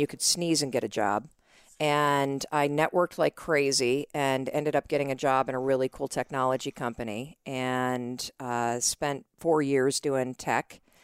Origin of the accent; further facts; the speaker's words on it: North Muskegon, Michigan, United States; moved away as an adult; also born or lived in New York City / Boston; I grew up in Western Michigan.